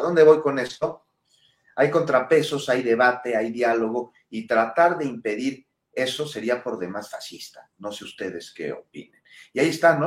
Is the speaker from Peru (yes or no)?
no; Mexico; somos mexicanos